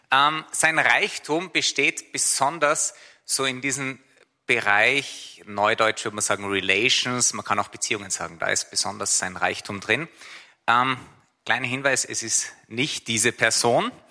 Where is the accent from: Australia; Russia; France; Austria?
Austria; Ich bin Österreicher